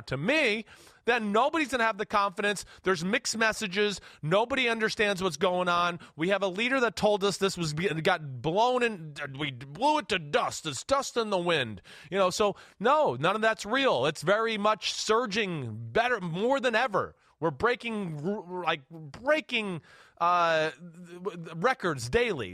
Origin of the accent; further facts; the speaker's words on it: United States; I'm American